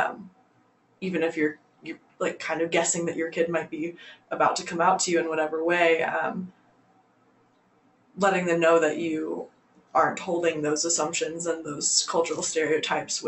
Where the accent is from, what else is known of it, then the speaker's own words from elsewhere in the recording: Texas, United States; I grew up in Texas already.